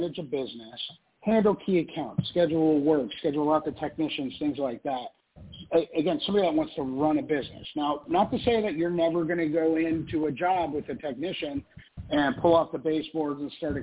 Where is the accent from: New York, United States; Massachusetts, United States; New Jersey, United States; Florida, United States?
Florida, United States; South; I grew up in South Florida